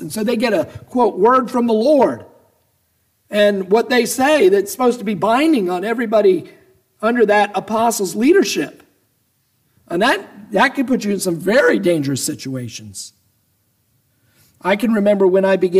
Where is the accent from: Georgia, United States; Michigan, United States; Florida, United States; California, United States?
Georgia, United States; Atlanta; I grew up in Atlanta